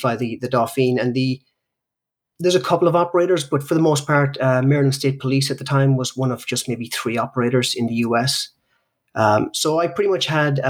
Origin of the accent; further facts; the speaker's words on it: Ireland; I grew up in Ireland, and I grew up in Ireland in basically the 70s and 80s